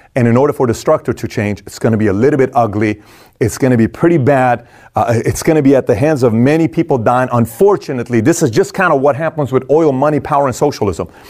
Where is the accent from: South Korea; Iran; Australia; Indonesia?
Iran; moved away; I'm from Iran